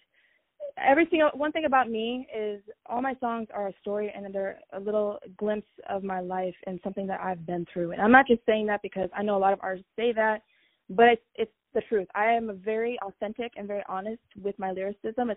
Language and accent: English; Fredericksburg, Virginia, United States; moved away as an adult; now in Los Angeles, United States; I'm from Virginia, Fredericksburg, Virginia